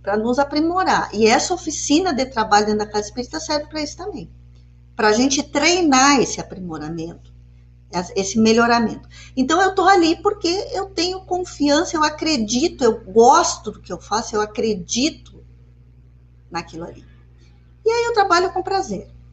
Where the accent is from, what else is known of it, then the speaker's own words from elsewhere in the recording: Porto Alegre, Rio Grande do Sul, Brazil; now in Uruguaiana, Brazil; eu sou de Porto Alegre, eu cheguei aqui em Uruguaiana uh, faz um tempinho já